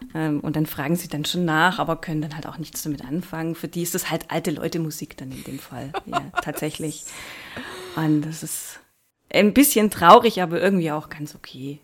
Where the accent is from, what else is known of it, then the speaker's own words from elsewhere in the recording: Baden-Württemberg, Germany; accent: Baden-Württemberg dialect; also ich hause ja in Baden-Württemberg, wie man eventuell hören kann. Ich entschuldige mich schon mal für meinen Dialekt